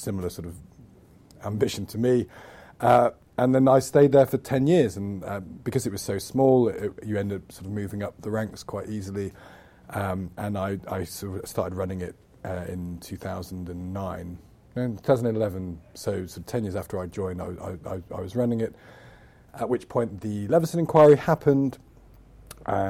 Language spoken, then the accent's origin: English; Loughborough, East Midlands, United Kingdom; moved away as an adult; now in London, United Kingdom; I come from Loughborough in the Midlands